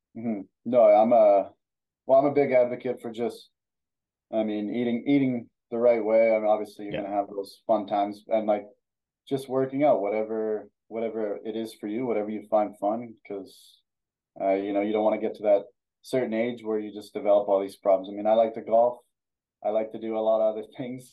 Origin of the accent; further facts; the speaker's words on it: Ardrossan, Alberta, Canada; also born or lived in Sherwood Park, Alberta; like from Alberta. So it was pretty cold uh, most of the time in the winter.